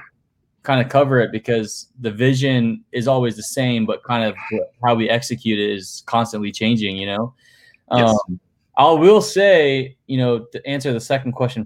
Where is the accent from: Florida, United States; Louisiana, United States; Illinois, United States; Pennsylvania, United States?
Florida, United States; St. Petersburg; also born or lived in Sarasota, Florida; I was born and raised here in St. Pete